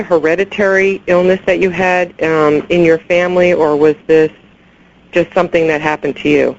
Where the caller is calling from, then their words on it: New Jersey, United States; New Jersey.